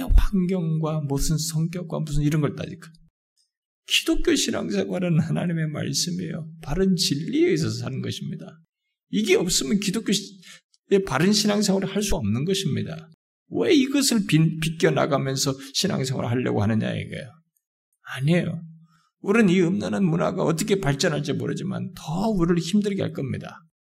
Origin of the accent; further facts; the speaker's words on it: South Korea